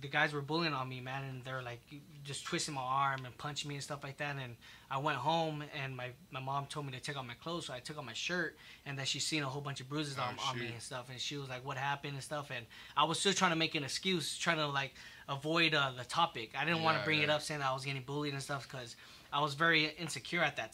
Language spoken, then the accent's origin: English; South El Monte, California, United States; I grew up in South Amani, born and raised.